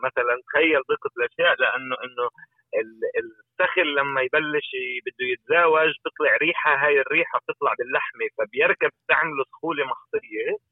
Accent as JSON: {"language": "Arabic", "country": "Palestine", "said": "احنا كفلسطينيين"}